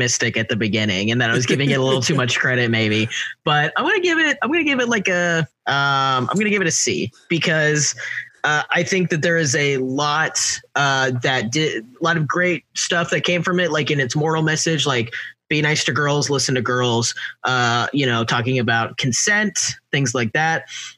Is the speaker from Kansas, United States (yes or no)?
yes; Kansas, United States; I'm from Kansas, like people think I'm from the South